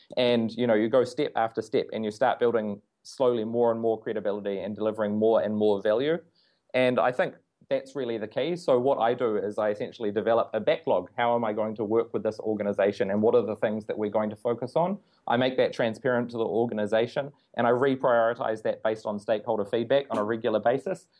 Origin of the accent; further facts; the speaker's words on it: New Zealand; being a New Zealander